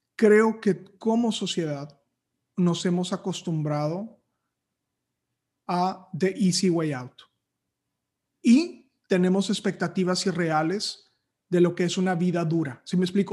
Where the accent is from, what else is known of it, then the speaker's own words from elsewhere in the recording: Matamoros, Tamaulipas, Mexico; moved away as an adult; also born or lived in Torreón, Coahuila; now in Monterrey, Mexico; luego ya me fui a vivir a Matamoros y llegué aquí a los 18 años y, aquí he estado desde los 18.